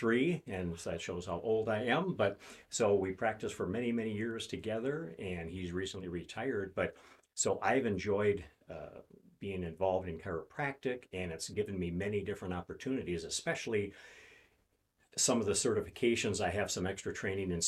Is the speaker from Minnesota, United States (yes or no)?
yes; St. Paul, Minnesota, United States; I grew up in St. Paul, so I'm a Minnesota native